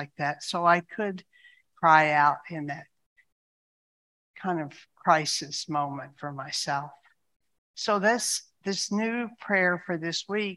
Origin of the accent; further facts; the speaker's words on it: United States; I'm an American